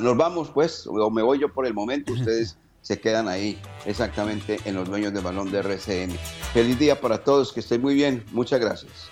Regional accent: Colombia; nuestro país

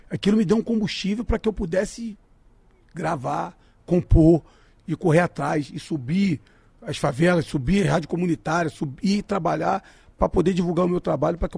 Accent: Duque de Caxias, Rio de Janeiro, Brazil; now in Rio de Janeiro, Brazil; eu sou nascido e criado em Duque de Caxias. Lá no, lá no São Jorge. Então eu tenho amigos lá até hoje. Mas eu moro em Bangu

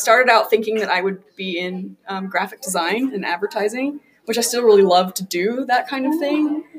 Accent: Rexburg, Idaho, United States; I'm from Rexburg, Idaho.

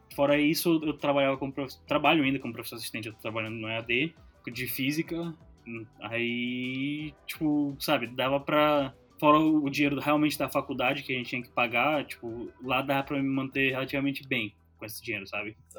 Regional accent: Manaus, Amazonas, Brazil; moved away; eu cresci em Manaus

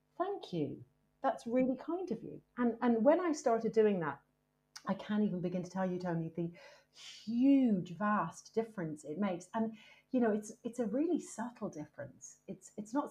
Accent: Ireland; also born or lived in United States; now in United Kingdom; I'm Irish and I've lived in the UK for a very long time. I also lived in America for a long time as well.

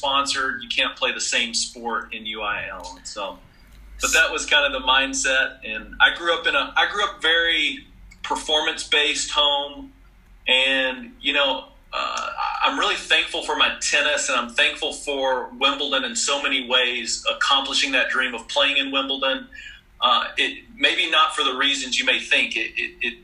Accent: Clyde, Texas, United States; I grew up in Clyde, Texas. The big metropolis outside of Abilene.

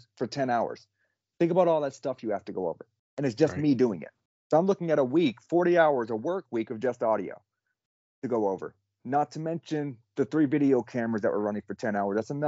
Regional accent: Alabama, United States; I'm from Alabama

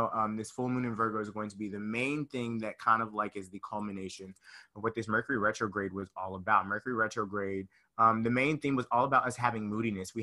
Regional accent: Conyers, Georgia, United States; moved away; I'm from Conyers, Georgia, really small city, about 35, 40 minutes outside of Atlanta

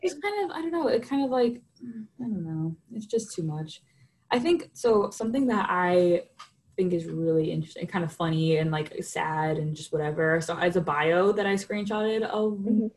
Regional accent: New York City, New York, United States; moved away; growing up in New York

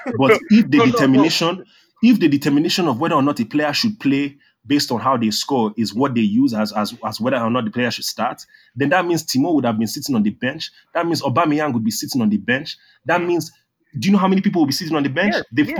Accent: Nigeria; growing up in Nigeria

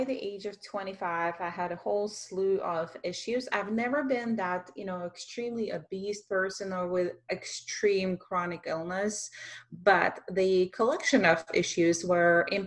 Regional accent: Russia; English is a second language; moved away as an adult; I am an immigrant from Russia with a music background for many, many years

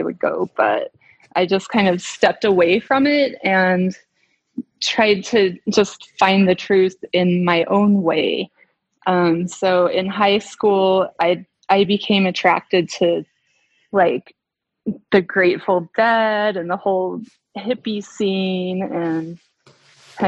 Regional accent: Salt Lake City, Utah, United States; I grew up here in Salt Lake City, Utah, home of the Mormon pioneers

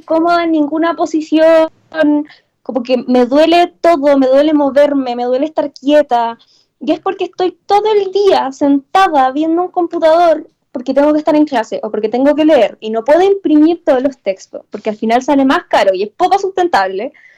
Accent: Chillán, Ñuble, Chile; yo soy de Chillán

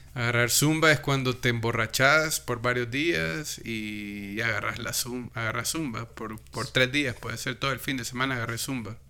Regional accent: El Salvador; nuestro dialecto salvadoreño

